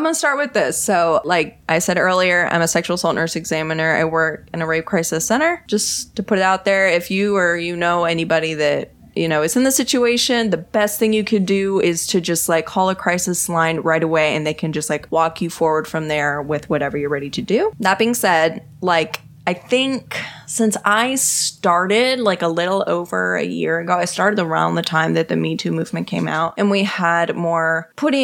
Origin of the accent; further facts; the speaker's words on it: Texas, United States; I'm from Texas